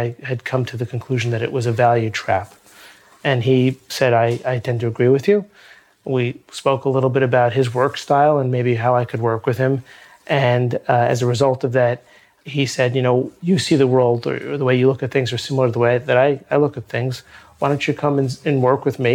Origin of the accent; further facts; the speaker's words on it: New York City, New York, United States; also born or lived in London; I'm a lifelong New Yorker. I grew up in Brooklyn